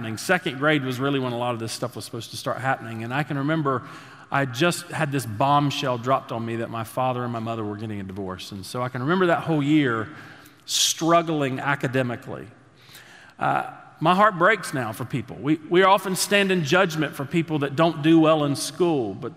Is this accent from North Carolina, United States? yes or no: yes; Statesville, North Carolina, United States; we grew up there in Statesville.